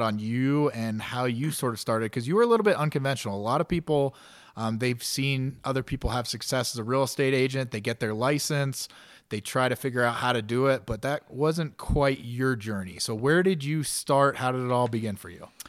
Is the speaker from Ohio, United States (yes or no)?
yes; Ohio, United States; moved away as an adult; also born or lived in Denver, Colorado; now in Colorado Springs, United States; I was a kid from Ohio, was twenty-six years old, just moved to Denver